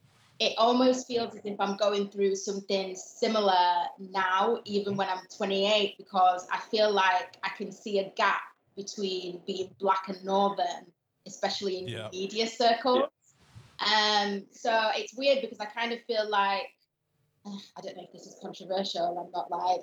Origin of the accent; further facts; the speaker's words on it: Gambia; For me, I'm not Nigerian, I'm not Ghanaian, I'm not Jamaican, and I'm from a tiny African country. Yeah. I think the smallest country in mainland Africa.